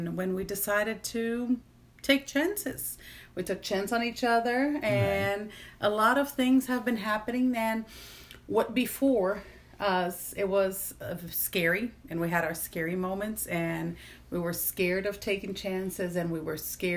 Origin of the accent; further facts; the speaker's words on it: Recife, Pernambuco, Brazil; now in Mississippi, United States; I'm from Recife